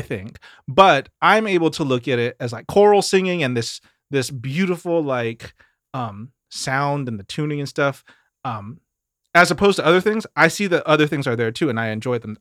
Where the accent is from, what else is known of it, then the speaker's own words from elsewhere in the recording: Mississippi, United States; moved away; growing up in Mississippi